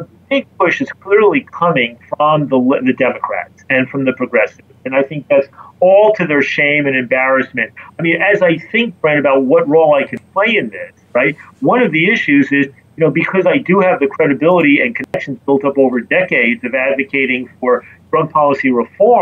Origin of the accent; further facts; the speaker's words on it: New York City, New York, United States; as a New Yorker